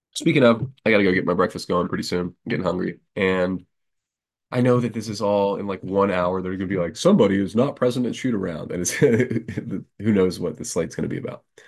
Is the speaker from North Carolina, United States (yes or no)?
yes; North Carolina, United States; I am from North Carolina